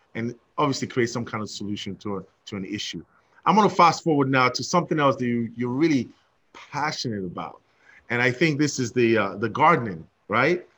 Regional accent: London, United Kingdom; I'm from London, England

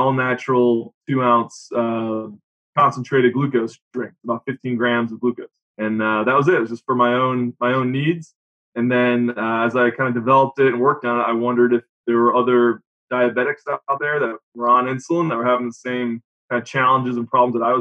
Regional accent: Rhode Island, United States; also born or lived in Jacksonville, Florida; now in Northern Kentucky, United States; I'm from Rhode Island

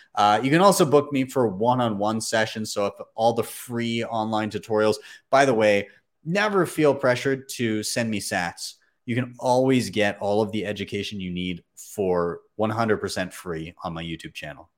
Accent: Canada; I'm a Canadian

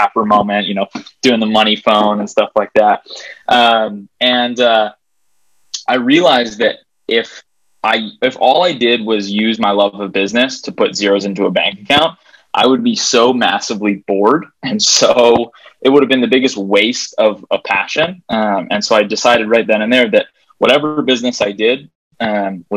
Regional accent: Hawaii, United States; moved away as an adult; now in Denver, United States; I'm from Hawaii, actually, originally.

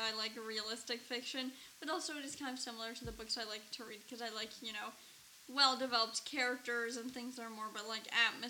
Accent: Ontario, Canada; growing up in Canada

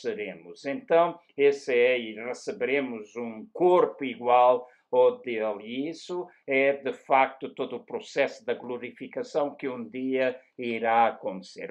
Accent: Luanda, Luanda Province, Angola; moved away; na cidade onde nasci, em Luanda

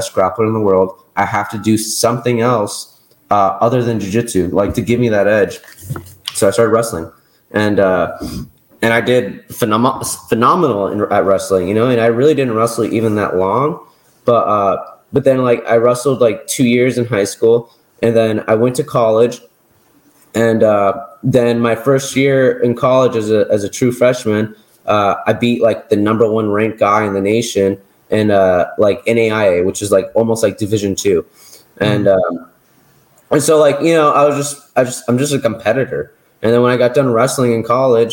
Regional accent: Las Vegas, Nevada, United States; I just ended up at a really high level gym growing up in Las Vegas

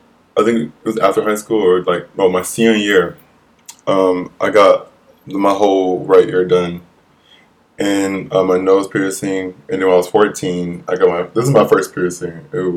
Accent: Toledo, Ohio, United States; moved away as an adult; now in New York, United States; I'm from Ohio, Toledo, Ohio.

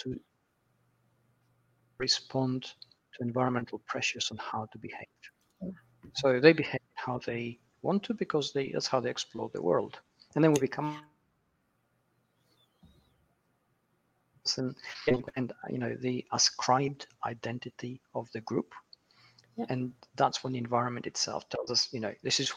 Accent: Manchester, North West England, United Kingdom; Manchester, which is my hometown in the UK

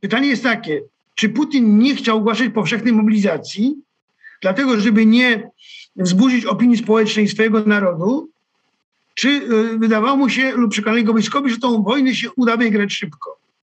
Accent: Kołobrzeg, West Pomeranian Voivodeship, Poland; pochodzę z Kobrzegu, to też jest morze

